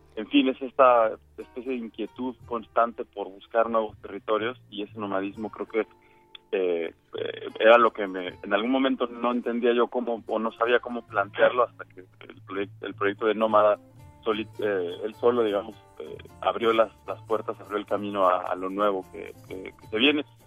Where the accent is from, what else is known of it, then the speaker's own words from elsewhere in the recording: Mexico; now in United States; yo digamos como mexicano en Estados Unidos vivo una cosa pero vuelvo a mi país